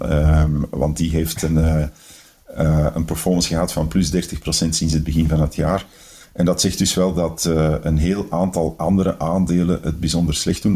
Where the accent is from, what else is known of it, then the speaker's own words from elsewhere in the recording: Antwerp, Flanders, Belgium; als Antwerpenaar ben ik natuurlijk